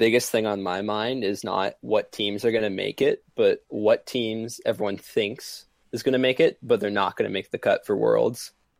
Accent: Canada; I'm Canadian.

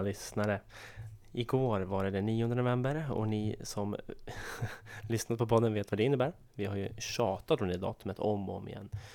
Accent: Sundbyberg, Stockholm County, Sweden; i Sundbyberg, där jag kommer ifrån

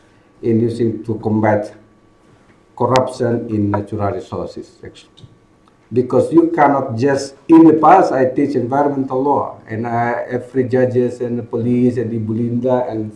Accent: Sulawesi, Indonesia; I came from Sulawesi, it's not I'm from Jawa, and I kind of like a little bit proud of my heritage.

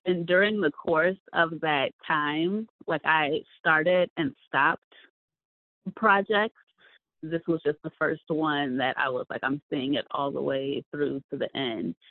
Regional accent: Rockford, Illinois, United States; moved away; also born or lived in Arizona; I grew up in the Midwest in Rockford, right outside of Chicago

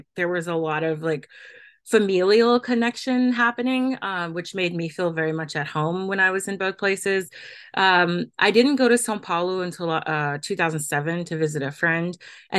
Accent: the South, United States; moved away; also born or lived in New York; and I'm originally from the South.

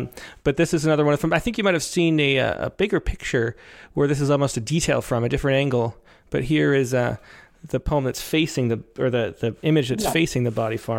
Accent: Rochester, New York, United States; now in California, United States; I grew up in Western New York in Rochester

